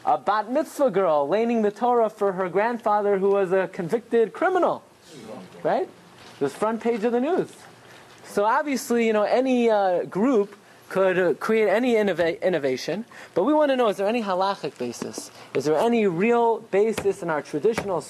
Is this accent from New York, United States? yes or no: yes; Brooklyn, New York, United States; I grew up in Brooklyn